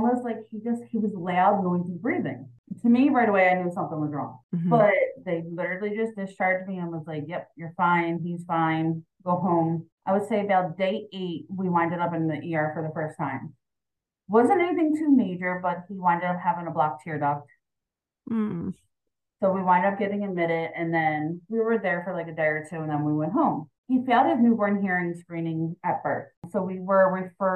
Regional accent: Philadelphia, Pennsylvania, United States; We're from Philadelphia, born and raised here.

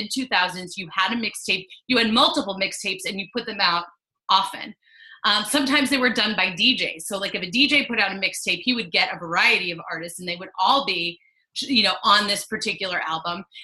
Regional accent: United States; moved away as an adult; now in Philadelphia, United States; I grew up 2 hours outside of Philly

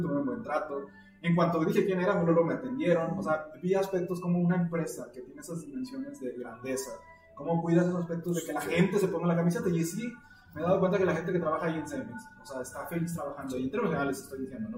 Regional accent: Mexico; como todo mexicano, casi la mayoría tenemos familiares allá

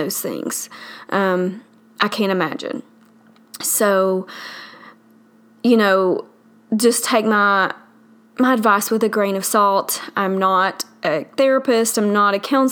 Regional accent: the South, United States; accent: southern; I live in the South, obviously from my accent

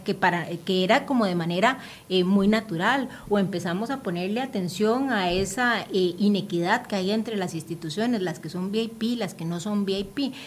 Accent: Limón, Costa Rica; moved away; yo soy de Limón y todas las semanas yo me regreso

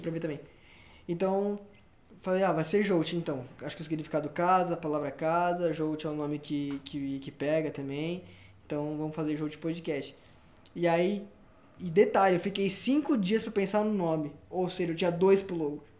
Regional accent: São Paulo, Brazil; nasci em São Paulo, depois morei no interior de São Paulo, depois morei na, na pertinho do, do nosso ídolo, Rogério Ceni.

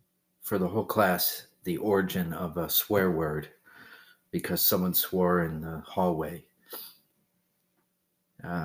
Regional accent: Peru, Massachusetts, United States; Peru, Massachusetts.

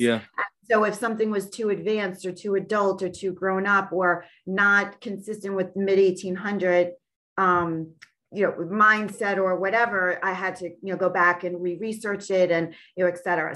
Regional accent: Long Island, New York, United States; born and raised on Long Island in New York, uh, USA

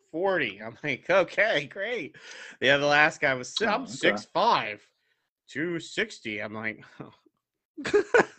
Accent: Florida, United States; moved away; I'm from Florida, so you know, but I've been up here for 14, 15 years now

